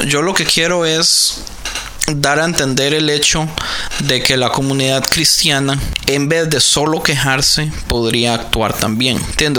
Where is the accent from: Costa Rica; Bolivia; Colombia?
Costa Rica; now in United States; decimos en Costa Rica